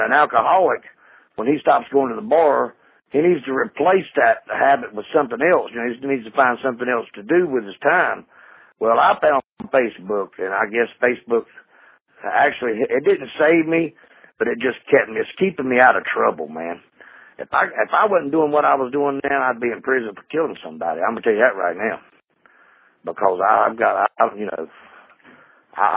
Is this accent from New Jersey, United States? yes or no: no; North Carolina, United States; now in upstate New York, United States; I'm from North Carolina